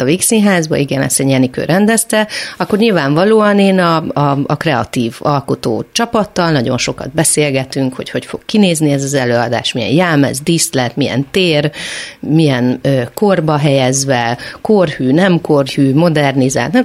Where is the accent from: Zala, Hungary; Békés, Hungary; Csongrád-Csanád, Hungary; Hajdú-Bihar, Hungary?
Csongrád-Csanád, Hungary; Szeged; Valóban Szegeden születtem, ott nőttem föl